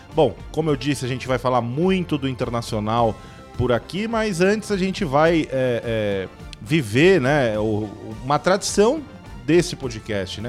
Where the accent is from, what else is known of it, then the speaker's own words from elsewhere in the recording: São Paulo, Brazil; sou paulista